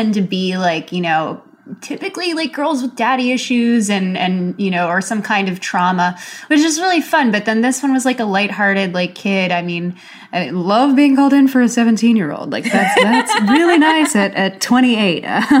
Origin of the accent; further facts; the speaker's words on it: Philippines; they don't see me as Filipino enough